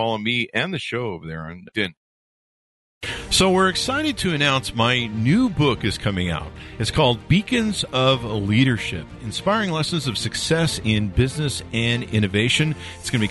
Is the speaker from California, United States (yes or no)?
no; Las Vegas, Nevada, United States; I'm from Vegas